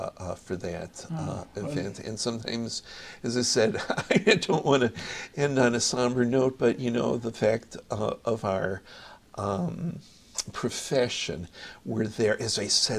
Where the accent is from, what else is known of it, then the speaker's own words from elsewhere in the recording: New York, United States; because I'm a New Yorker.